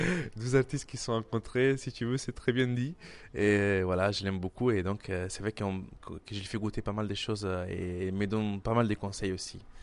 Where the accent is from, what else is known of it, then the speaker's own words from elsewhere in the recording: Milan, Lombardy, Italy; French is a second language; moved away as an adult; also born or lived in Calabria; now in Paris, France; J'ai grandi à Milan